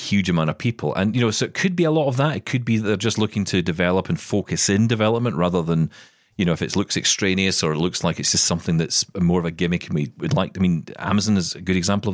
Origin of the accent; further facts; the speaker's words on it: Scotland, United Kingdom; I am Scottish.